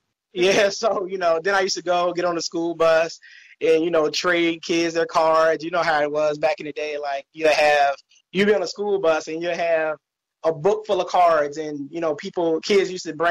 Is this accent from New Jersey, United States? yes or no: no; Virginia, United States; I'm from Virginia